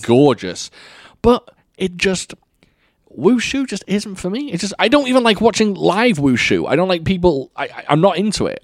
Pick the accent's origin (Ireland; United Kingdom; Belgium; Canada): United Kingdom; I can't say you all. I'm British.